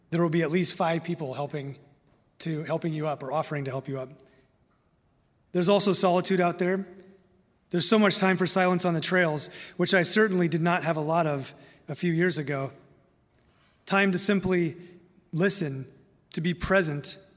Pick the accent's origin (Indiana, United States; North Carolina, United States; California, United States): Indiana, United States; now in Minnesota, United States; Now, I love living in Minnesota. I'm a transplant from Indiana and some of the other places I've lived.